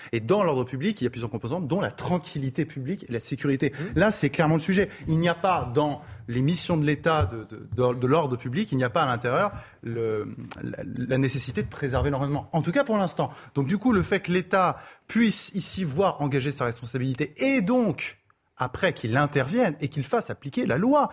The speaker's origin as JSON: {"language": "French", "area": "Touraine", "region": "Centre-Val de Loire", "country": "France", "also_born_or_lived": "Indre", "moved": "as an adult", "lives_now": "Paris, France", "said": "dans un petit village de, de, de Touraine, euh, d'où je viens"}